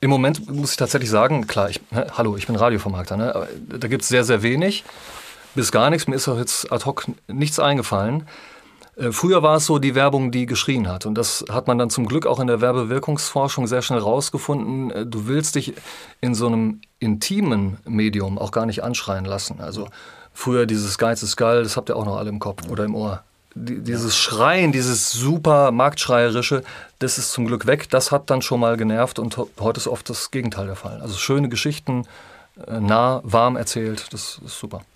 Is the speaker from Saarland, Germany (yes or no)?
no; North Rhine-Westphalia, Germany; ich bin ja Ostwestfale, ne? Drei Dreiländereck, Hessen, NRW, in Niedersachsen